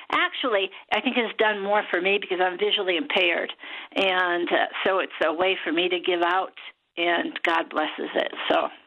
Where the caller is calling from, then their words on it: Connecticut, United States; I'm calling from Connecticut.